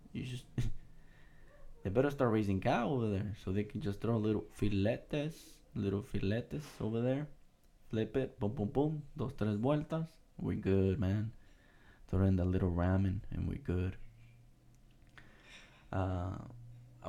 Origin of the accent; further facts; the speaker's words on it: United States; I'm American